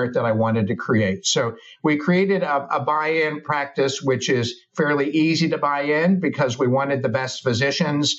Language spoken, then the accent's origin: English; Arizona, United States; moved away as an adult; now in Charleston, United States; We're from the West Coast. I'm from Arizona